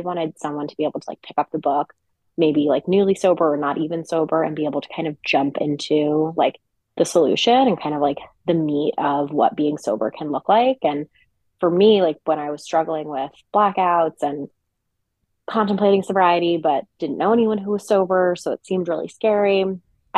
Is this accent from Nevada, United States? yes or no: no; New York City, New York, United States; also born or lived in Westchester / New Jersey; I'm originally born in New York City and grew up around in the New York City area, New York suburbs, Westchester, New Jersey.